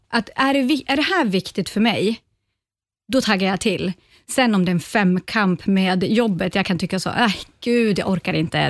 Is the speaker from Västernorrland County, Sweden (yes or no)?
yes; Ånge, Västernorrland County, Sweden; började i musikskolan hemma i Ånge